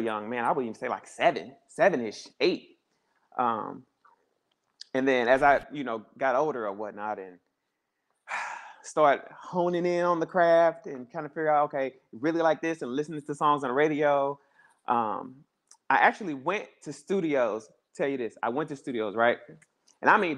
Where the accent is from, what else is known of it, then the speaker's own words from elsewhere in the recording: Mississippi, United States; moved away; also born or lived in St. Louis, Missouri; I'm from Mississippi.